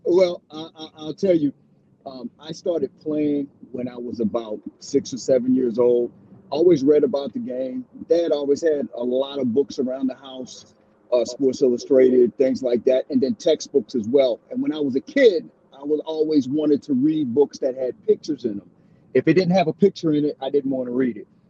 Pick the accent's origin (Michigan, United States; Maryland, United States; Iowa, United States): Maryland, United States; Baltimore; growing up in Baltimore, um, when I was there in the early '70s